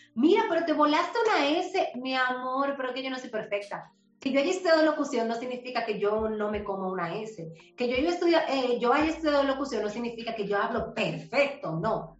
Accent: Herrera, Buenos Aires, Distrito Nacional, Dominican Republic; Yo soy de un barrio, yo me crié en Herrera, nací en Herrera, en Buenos Aires

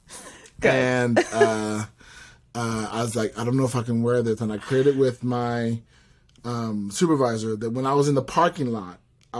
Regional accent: Rialto, California, United States; also born or lived in Fontana, California; I grew up in Rialto and then Fontana.

